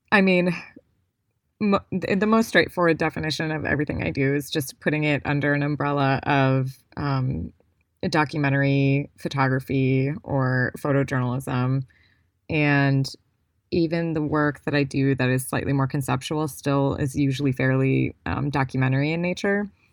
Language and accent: English; Cleveland, Ohio, United States; I grew up in Cleveland, Ohio